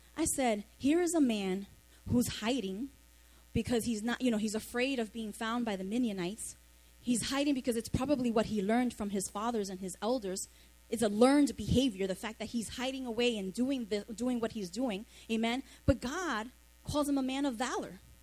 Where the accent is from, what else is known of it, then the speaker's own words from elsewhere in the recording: New York City, New York, United States; I grew up in the Monroe Projects, Soundview and Lafayette, not too far from here.